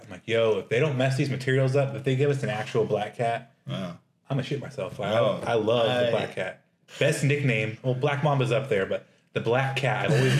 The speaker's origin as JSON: {"language": "English", "town": "Las Vegas", "region": "Nevada", "country": "United States", "tie": "born or raised there", "said": "growing up in Vegas"}